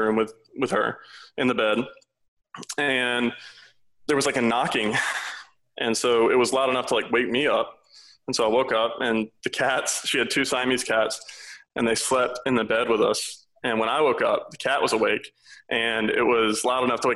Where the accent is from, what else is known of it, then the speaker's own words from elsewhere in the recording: South Louisiana, United States; I'm originally from South Louisiana